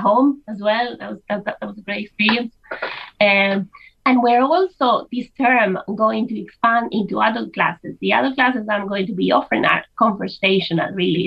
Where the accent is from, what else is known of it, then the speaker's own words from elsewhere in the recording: Spain; moved away as an adult; now in Ireland; I'm from Spain originally, and when I moved to Ireland over 20 years ago